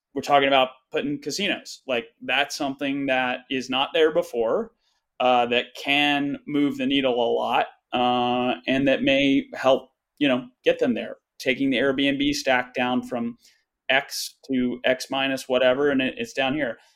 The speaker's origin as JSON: {"language": "English", "town": "Fayetteville", "region": "West Virginia", "country": "United States", "said": "we are originally from Fayetteville West Virginia"}